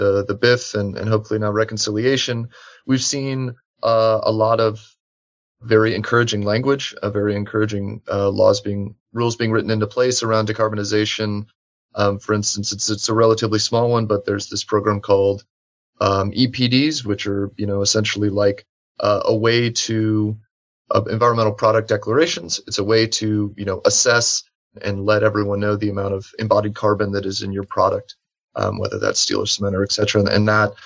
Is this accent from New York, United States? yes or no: no; Nebraska, United States; my home state of Nebraska